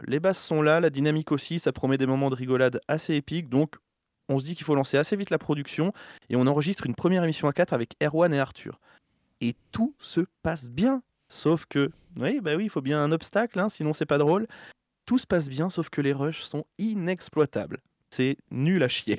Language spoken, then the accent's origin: French; Berry, Centre-Val de Loire, France; je viens du Berry